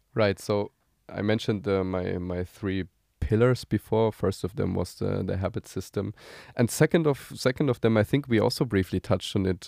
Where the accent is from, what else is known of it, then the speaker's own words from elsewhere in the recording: Germany; moved away as an adult; now in Tel Aviv, Israel; I'm originally uh, German. I'm currently living in Tel Aviv together with my uh, family.